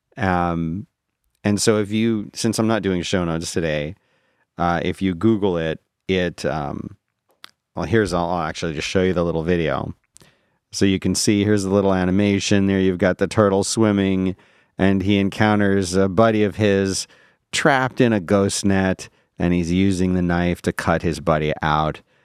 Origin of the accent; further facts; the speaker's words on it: Philadelphia, Pennsylvania, United States; moved away; also born or lived in Abington, Pennsylvania; I grew up in Philadelphia where we had the Mummers Day Parade